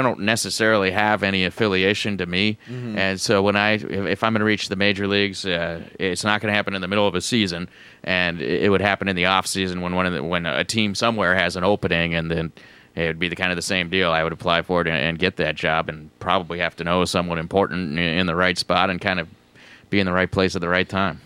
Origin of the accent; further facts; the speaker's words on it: Menlo Park, California, United States; moved away as an adult; now in Tacoma, United States; I grew up in uh, Menlo Park, California, which is about uh, 30 miles south of San Francisco